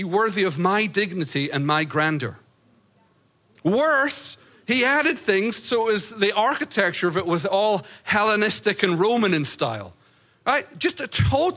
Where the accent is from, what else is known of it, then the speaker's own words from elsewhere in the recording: United States; as an American